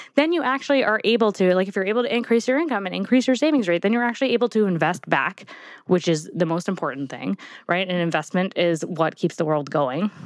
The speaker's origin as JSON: {"language": "English", "region": "New York", "country": "United States", "said": "I'm from New York"}